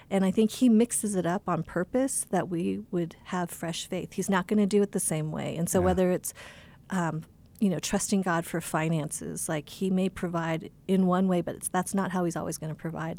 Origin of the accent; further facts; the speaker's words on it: Boulder, Colorado, United States; now in California, United States; I grew up here in Colorado, in Boulder, Colorado